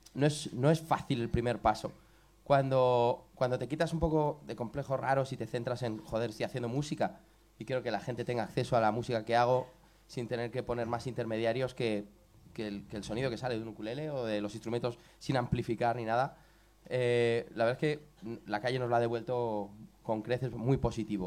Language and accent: Spanish; Colmenar Viejo, Community of Madrid, Spain; somos de Colmenar Viejo, es nuestro pueblo, nacimos allí